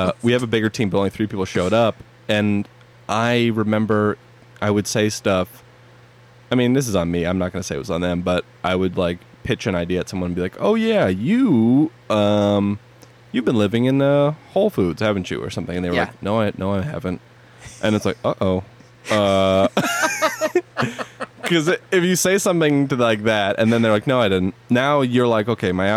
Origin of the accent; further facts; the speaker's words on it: East Coast, United States; moved away as an adult; also born or lived in Long Island / Manhattan; now in Los Angeles, United States; I'm from the East Coast